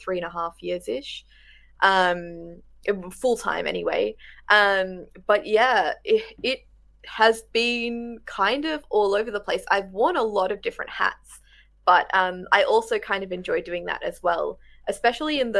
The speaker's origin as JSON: {"language": "English", "region": "rural Victoria", "country": "Australia", "tie": "born or raised there", "also_born_or_lived": "Melbourne", "moved": "as an adult", "lives_now": "Adelaide, Australia", "said": "I grew up in Victoria. I grew up in rural Victoria though."}